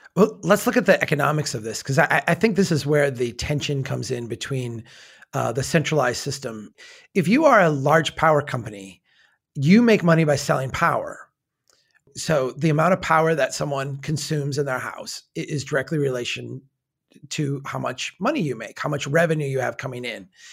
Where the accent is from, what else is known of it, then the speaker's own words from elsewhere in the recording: Brainerd, Minnesota, United States; my hometown has its own electric grid